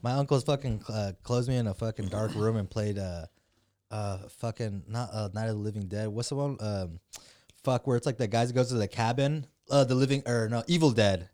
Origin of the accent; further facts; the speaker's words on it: Michoacán, Mexico; I'm from Michoacan.